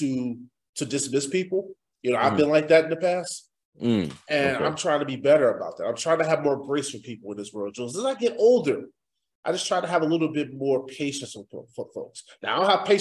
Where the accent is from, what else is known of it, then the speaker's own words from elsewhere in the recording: Midwest, United States; I grew up in the Midwest